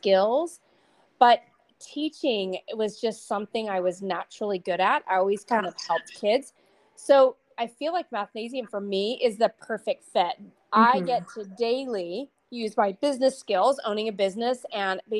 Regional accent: Arizona, United States; moved away as an adult; also born or lived in Missouri; now in Fountain Hills, United States; I grew up in Arizona.

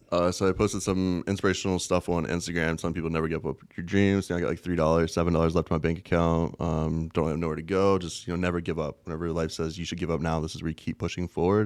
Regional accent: West Virginia, United States; moved away as an adult; also born or lived in Las Vegas; West by God, Virginia. Born, raised in pretty much a little farm.

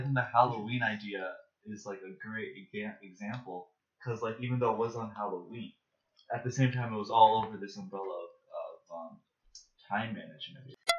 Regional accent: Toronto, Ontario, Canada; I am from Scarborough General Hospital in Toronto.

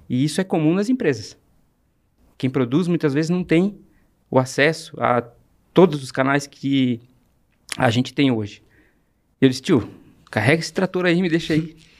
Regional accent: Brazil; comecei vendendo picolé com 9 anos de idade, no bairro que eu nasci, na Barragem

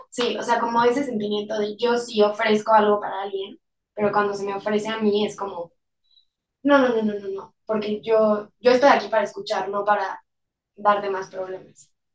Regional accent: Mexico

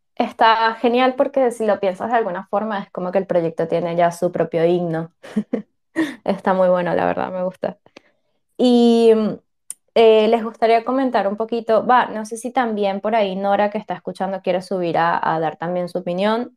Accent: Venezuela; moved away; Yo también soy venezolana, también me fui de mi país

